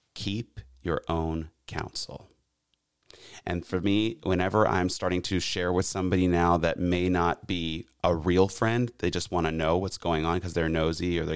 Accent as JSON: {"language": "English", "town": "Charleston", "country": "United States", "tie": "born or raised there", "said": "growing up in Charleston"}